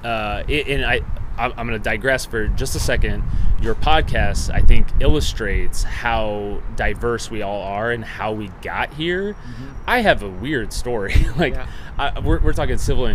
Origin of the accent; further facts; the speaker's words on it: Omaha, Nebraska, United States; I'm from Omaha, Nebraska